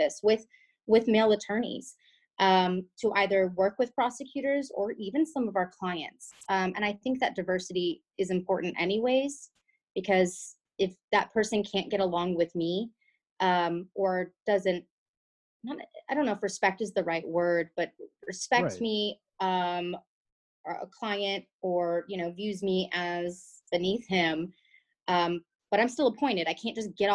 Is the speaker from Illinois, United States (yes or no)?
no; Austin, Texas, United States; I'm from Austin